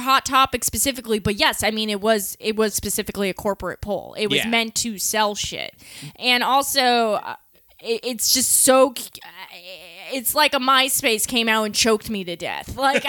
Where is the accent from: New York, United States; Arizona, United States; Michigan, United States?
New York, United States; Long Island; where we grew up on Long Island